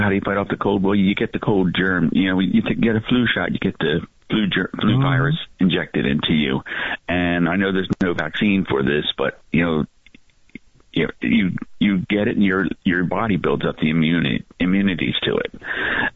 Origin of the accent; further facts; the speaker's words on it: New Jersey, United States; that's 25 miles from my hometown